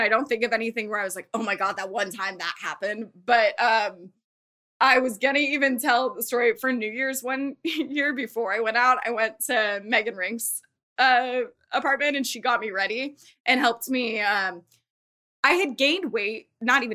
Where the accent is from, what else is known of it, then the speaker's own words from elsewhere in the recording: Thousand Oaks, California, United States; also born or lived in Arizona; now in Los Angeles, United States; I'm from Thousand Oaks. So I moved back home